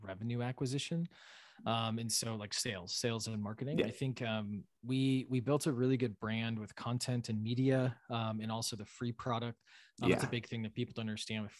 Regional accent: Wisconsin, United States; moved away as an adult; also born or lived in Washington, D.C.; now in Boston, United States; I grew up milking cows in Wisconsin.

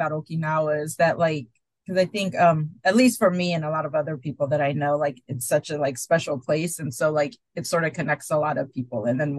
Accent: Illinois, United States; I didn't say I was from East St. Louis. I said it's just outside of East St. Louis.

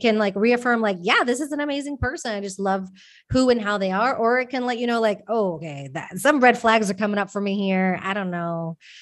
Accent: Texas, United States; moved away as an adult; now in Spain; I moved from my home state of Texas to Spain

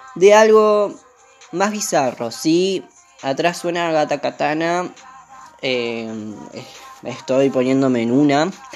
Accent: Lavallol, Buenos Aires Province, Argentina; soy de Zona Sur, Lavallol

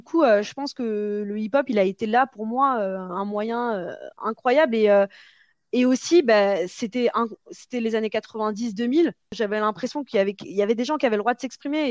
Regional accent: Parisian suburbs, Île-de-France, France; j'ai grandi dans, une banlieue qui était plutôt enfin voilà, banlieue plutôt chic parisienne

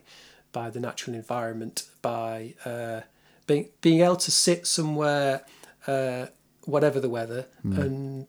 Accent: England, United Kingdom; in England as an English person with no other

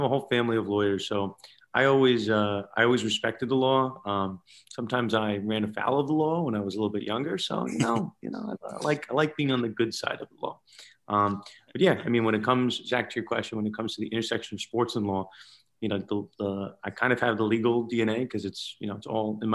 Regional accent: New York, United States; I'm from New York

